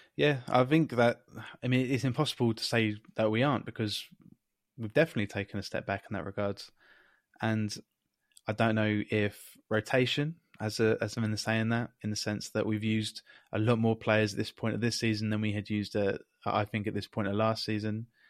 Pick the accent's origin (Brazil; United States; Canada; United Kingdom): United Kingdom; England; as an English guy